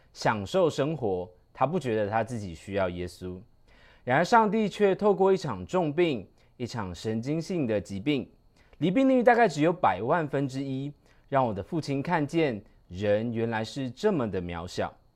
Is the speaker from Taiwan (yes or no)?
yes; Taiwan; also born or lived in Canada; 我在国小的时候在加拿大住了四年，所以因此我的英文能力往往比同年龄的人还要更加地好。回到台湾后，虽然我很不适应台湾的读书环境，但我依然努力地读书，也顺利地考上了一所不错的私立中学